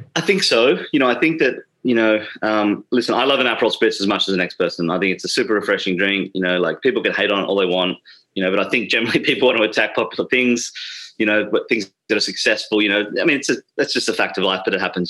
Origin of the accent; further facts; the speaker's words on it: Sydney, New South Wales, Australia; moved away; I, was born and raised in Sydney